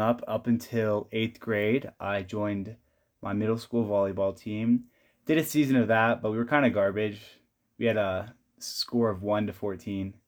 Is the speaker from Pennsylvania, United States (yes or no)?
no; California, United States; moved away as an adult; now in Provo, United States; I am from California